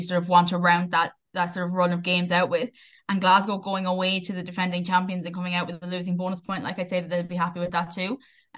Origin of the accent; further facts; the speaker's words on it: Wexford, Leinster, Ireland; I was from Wexford.